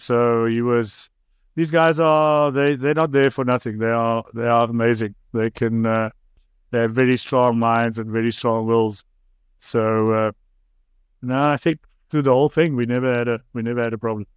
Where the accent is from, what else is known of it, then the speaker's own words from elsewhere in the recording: South Africa; also born or lived in Bloemfontein, Free State / Oxford; now in Cape Town, South Africa; I grew up in the Transvaal, went to Grey